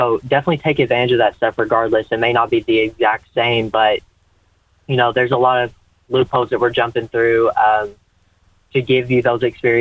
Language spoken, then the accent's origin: English; Cloverport, Kentucky, United States; I'm from Breckenridge County. Technically, the city is Cloverport